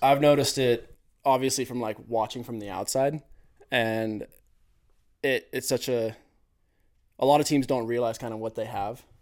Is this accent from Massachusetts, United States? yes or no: no; Mammoth Lakes, California, United States; moved away as an adult; also born or lived in Alpine, Wyoming / Otis, Sweden; I'm from Mammoth Lakes, California